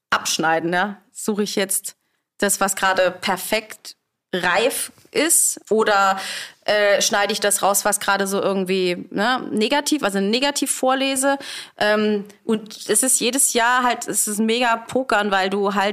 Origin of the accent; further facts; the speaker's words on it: Rhineland-Palatinate, Germany; Hallo, wir kommen aus Rheinhessen.